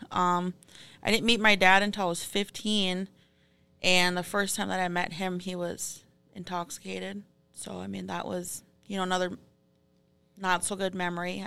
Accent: Fond du Lac, Minnesota, United States; I'm from Fond du Lac, and I'm thirty-three.

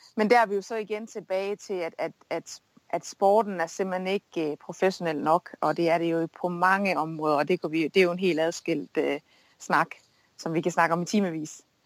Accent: Denmark; moved away; also born or lived in United States

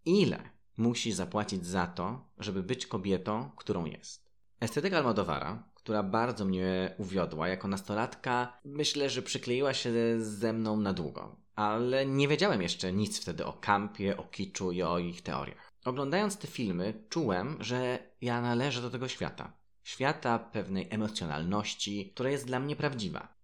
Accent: Zgorzelec, Lower Silesian Voivodeship, Poland; Mieszkając i wychowując się w Zgorzelcu

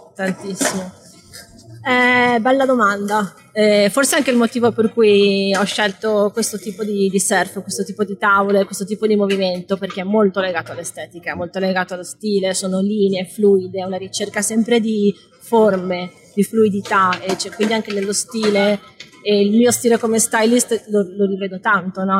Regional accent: Padua, Veneto, Italy; di Padova, cioè non sono nata alle Hawaii, non sono nata in Sudafrica

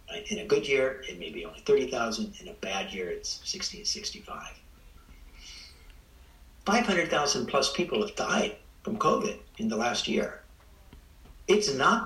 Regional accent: Spreckels, California, United States; I grew up in Spreckles

